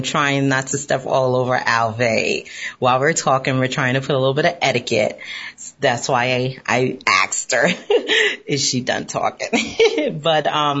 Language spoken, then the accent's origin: English; New York City, New York, United States; being a New Yorker